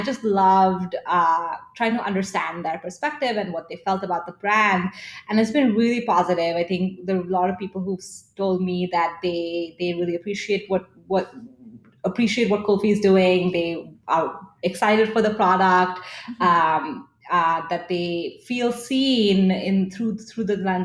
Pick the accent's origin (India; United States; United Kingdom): India; Delhi; moved away; I grew up in Delhi in India